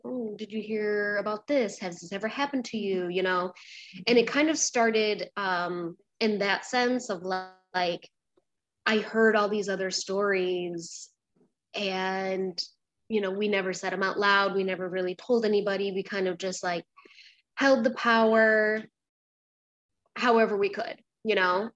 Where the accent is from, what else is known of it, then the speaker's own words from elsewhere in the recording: a small town outside of Rochester, New York, United States; moved away as an adult; also born or lived in Brooklyn, New York; I grew up um, in a small town outside of Rochester, New York.